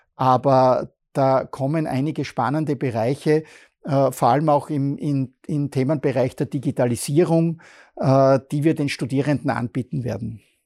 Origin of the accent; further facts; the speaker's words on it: Bruck an der Mur, Styria, Austria; now in Graz, Austria; ich komme aus Bruck an der Mur